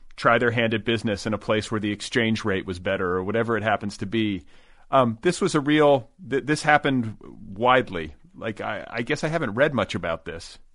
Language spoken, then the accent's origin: English; Los Angeles, California, United States; as a Los Angelino